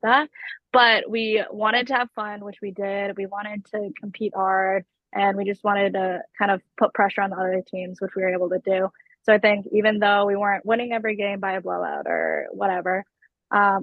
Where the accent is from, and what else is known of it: Massachusetts, United States; born or raised there